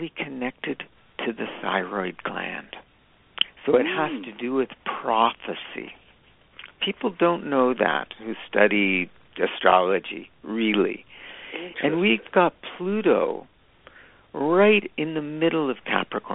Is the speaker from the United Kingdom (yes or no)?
no; Niagara Falls, Ontario, Canada; I grew up in Niagara Falls